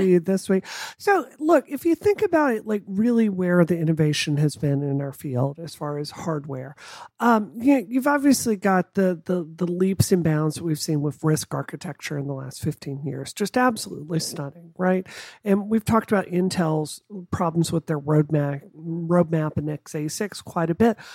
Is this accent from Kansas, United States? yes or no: no; Mississippi, United States; growing up in Mississippi, it's not a secret that it's one of the poor states in the country